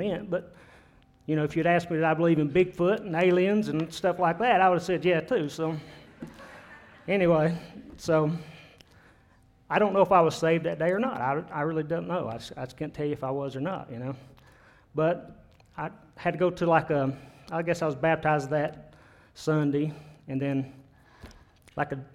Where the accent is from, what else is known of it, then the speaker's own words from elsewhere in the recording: United States; I was born and raised here in Jefferson County.